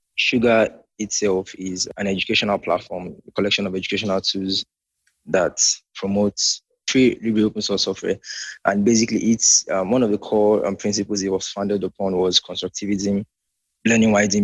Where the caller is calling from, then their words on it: Nigeria; I'm calling from Nigeria.